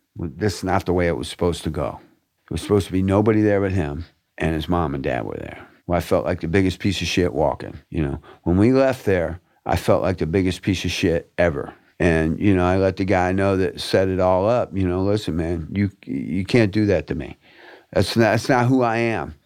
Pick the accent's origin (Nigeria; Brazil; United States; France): United States; Fort Lauderdale, Florida; I was born and raised in River Oaks